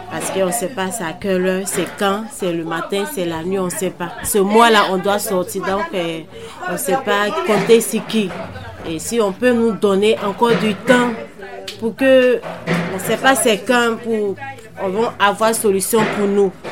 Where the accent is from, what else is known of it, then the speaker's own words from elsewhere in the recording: Côte d’Ivoire; now in Montreuil, France; je suis ivoirienne.